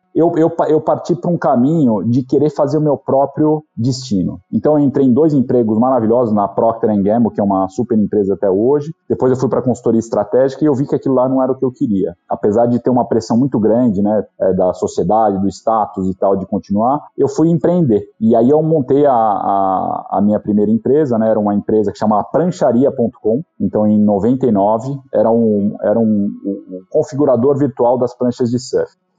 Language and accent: Portuguese; São Paulo, Brazil; moved away as an adult; also born or lived in France; eu sou paulista